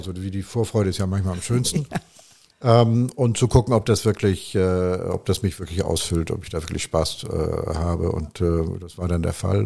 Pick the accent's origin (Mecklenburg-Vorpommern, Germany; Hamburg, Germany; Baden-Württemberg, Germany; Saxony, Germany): Hamburg, Germany; moved away as an adult; now in Provence, France; Ich bin dann irgendwo in Hamburg geboren.